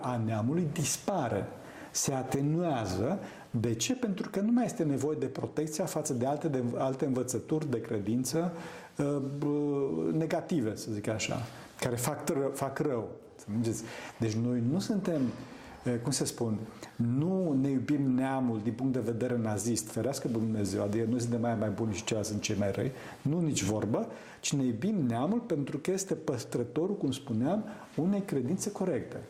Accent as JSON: {"language": "Romanian", "country": "Romania", "said": "eu sunt român"}